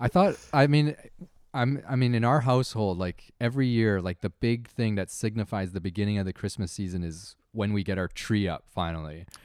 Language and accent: English; Canada; growing up in Canada